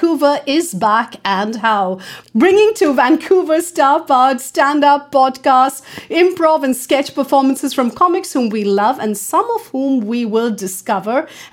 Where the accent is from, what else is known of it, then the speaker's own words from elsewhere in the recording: Mumbai, Maharashtra, India; moved away; I'm from Amchi, Mumbai